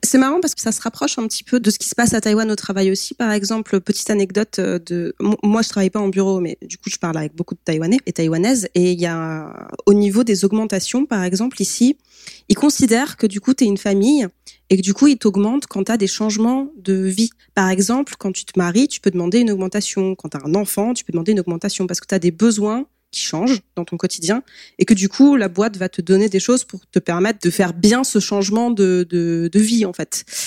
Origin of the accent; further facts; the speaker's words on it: France; en tant que Français